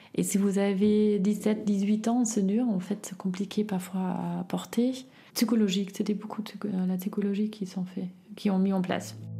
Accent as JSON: {"language": "French", "region": "Berlin", "country": "Germany", "tie": "born or raised there", "second_language": "French", "moved": "as an adult", "lives_now": "Grenoble, France", "said": "je viens initialement de Berlin, Est, à Friedrichshain. J'ai grandi avec ma sœur et ma mère"}